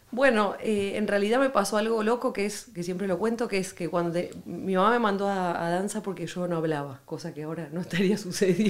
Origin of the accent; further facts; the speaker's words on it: Buenos Aires, Argentina; moved away as an adult; now in Madrid, Spain; en Buenos Aires había, tenía una, escuela de baile